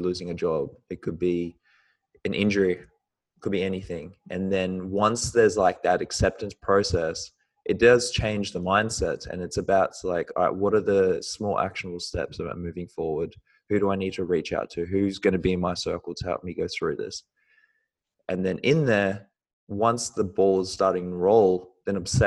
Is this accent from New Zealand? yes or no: yes; New Zealand; now in Australia; I was born in New Zealand and I moved to Australia